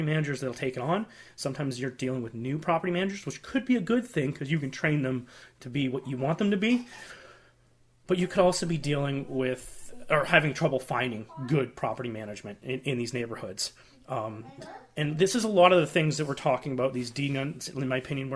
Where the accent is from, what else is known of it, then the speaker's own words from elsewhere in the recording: Canada; as a Canadian real estate investor